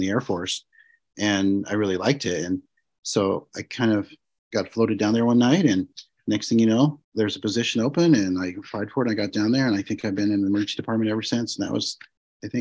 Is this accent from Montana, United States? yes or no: yes; Montana, United States; moved away as an adult; I grew up in Montana, and I got sent back to Montana, stationed there.